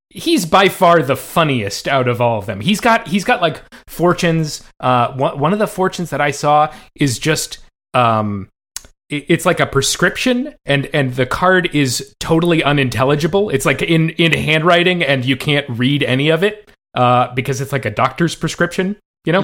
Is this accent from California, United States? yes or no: yes; Bay Area, California, United States; I grew up in the Bay Area